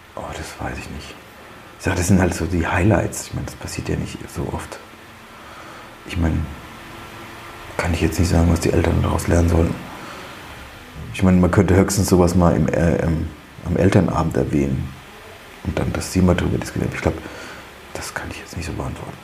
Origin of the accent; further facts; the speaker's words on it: Bavaria, Germany; moved away as an adult; ich komme aus Bayern da war es schon mal ganz anders